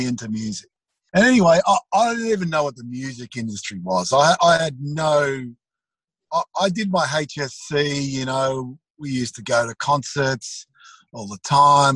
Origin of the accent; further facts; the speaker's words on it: Dandenong, Victoria, Australia; I grew up in Dandenong